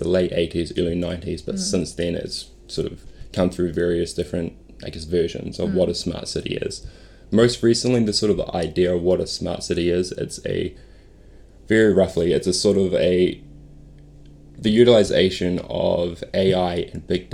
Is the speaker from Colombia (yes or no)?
no; Auckland, New Zealand; I grew up in West Auckland, Henderson.